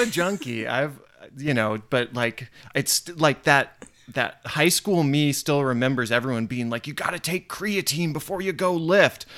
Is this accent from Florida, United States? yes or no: yes; Orlando, Florida, United States; moved away; growing up in Orlando